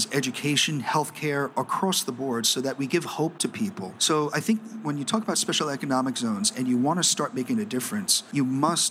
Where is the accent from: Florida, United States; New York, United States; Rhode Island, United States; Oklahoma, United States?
New York, United States; New York City; moved away; also born or lived in Shanghai, China; I was born and bred in New York City